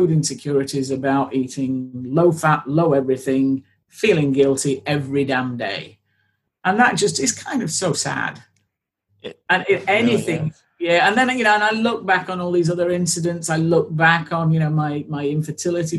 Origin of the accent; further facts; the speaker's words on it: United Kingdom; I am a British blonde who has spent 40 years avoiding the sun at all possible times because she will burn